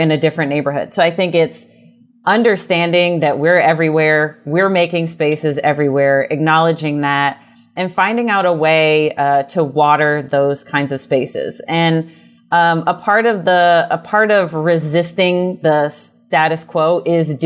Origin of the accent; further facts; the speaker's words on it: Prince George's County, Maryland, United States; I'm from Prince George's County